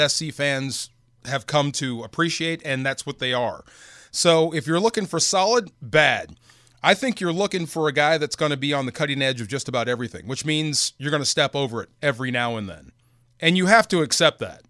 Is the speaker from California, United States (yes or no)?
yes; Bay Area, California, United States; I grew up in the Bay Area, I, it, the shadow of Cal.